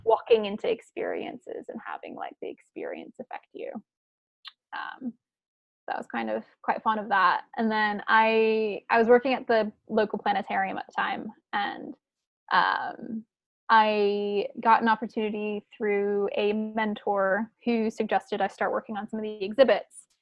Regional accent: Chapel Hill, North Carolina, United States; moved away as an adult; also born or lived in Prague, Czech Republic / New York / San Francisco; now in Portland, United States; I grew up in Chapel Hill

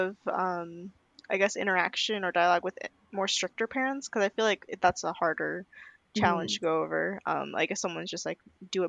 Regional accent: United States; we all feel as Indian American or South Asian American

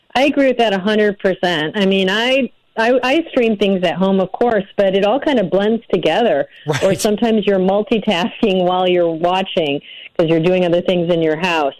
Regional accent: north of Chicago, Illinois, United States; now in Los Angeles, United States; I'm from Illinois, and I grew up north of Chicago.

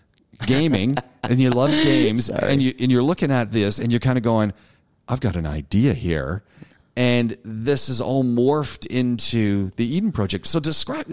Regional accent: Southern Ontario, Canada; I'm from Canada. I grew up in Ontario, Southern Ontario

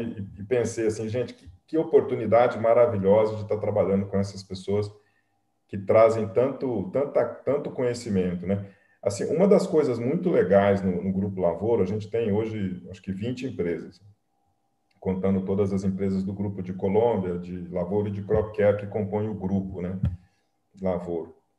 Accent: Pouso Alegre, Minas Gerais, Brazil; moved away; eu sou mineiro, né? eu vim lá de, do sul de Minas, né? de uma cidadezinha pequenininha. É, eu nasci em Pouso Alegre

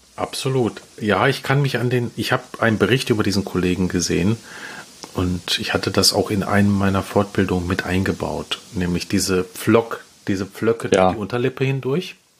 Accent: Essen, North Rhine-Westphalia, Germany; ich komme aus Essen

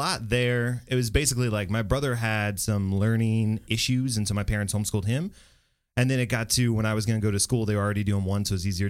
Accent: Bedford, Texas, United States; In HEB, Hurstfields, Bedford.

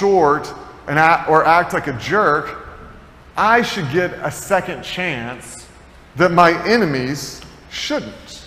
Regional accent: Tennessee, United States; moved away; I grew up in Tennessee

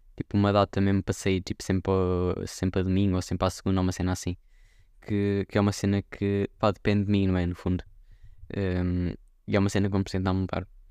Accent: Viseu, Centro, Portugal; aqui na minha aldeia em Viseu

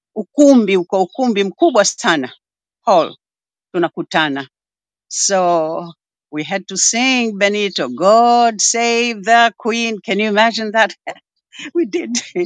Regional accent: Zanzibar City, Zanzibar Urban/West, Tanzania; nimezaliwa Zanzibar Malindi mjini Magharibi

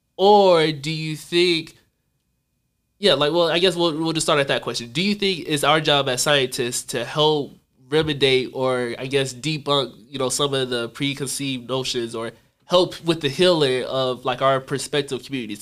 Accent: North Carolina, United States; I'm from North Carolina

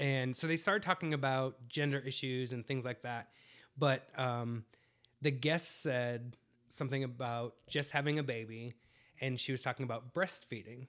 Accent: New England, United States; moved away; I'm from the East Coast, so right now it's about eleven o'clock at, uh, New England time

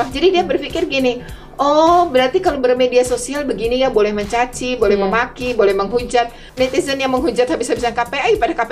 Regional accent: Java, Indonesia; ketika saya orang Jawa mendengar, ya saya merasa itu aneh gitu.

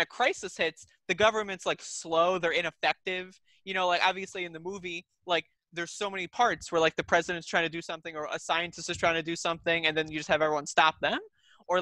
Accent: United States; as an American

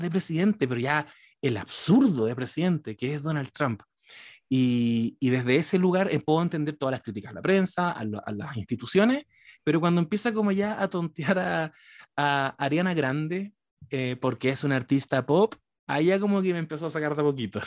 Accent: Chile; yo soy el chileno post triunfo de la izquierda

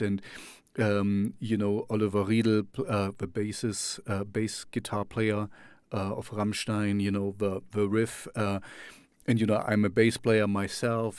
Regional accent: Jena, Thuringia, Germany; first language German; English is a second language; to Jena, my hometown

